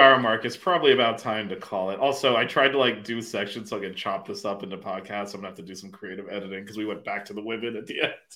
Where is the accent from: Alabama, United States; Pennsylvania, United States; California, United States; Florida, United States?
Florida, United States; Miami / South; we're both from Miami or from South Florida at least